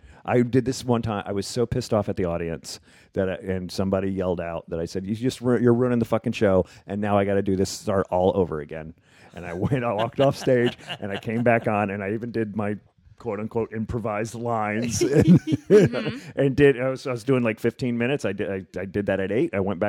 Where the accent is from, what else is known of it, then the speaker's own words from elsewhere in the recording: Memphis, Tennessee, United States; born there; I'm from the South.